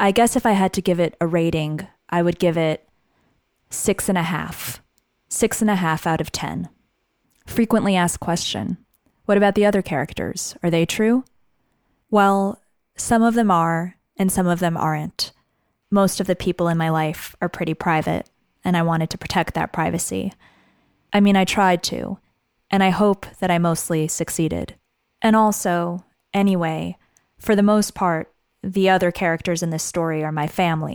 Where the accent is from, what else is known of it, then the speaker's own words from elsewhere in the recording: Great Neck, New York, United States; I'm Iranian American. I grew up in a tight-knit immigrant community in a town called Great Neck